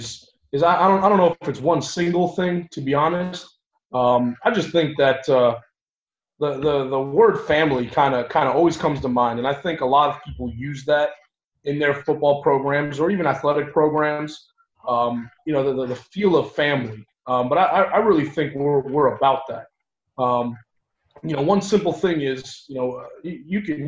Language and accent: English; New York, United States; moved away as an adult; also born or lived in Long Island / Ithaca, New York; now in Tampa, United States; I'm originally born and raised in New York.